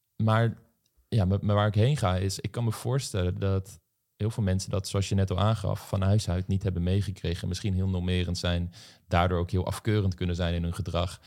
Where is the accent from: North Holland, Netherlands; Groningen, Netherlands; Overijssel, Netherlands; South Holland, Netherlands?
South Holland, Netherlands; Voorhout; ik kom uit Voorhout, een dorp in de Bollestreek